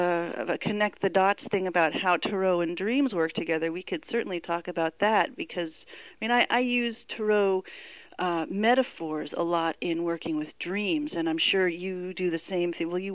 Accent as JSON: {"language": "English", "town": "Oakland", "region": "California", "country": "United States", "tie": "born or raised there", "said": "Skyline Boulevard, where I grew up in Oakland"}